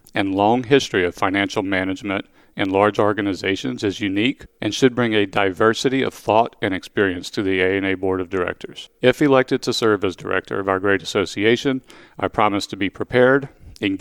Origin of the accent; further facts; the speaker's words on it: Louisiana, United States; I am from Louisiana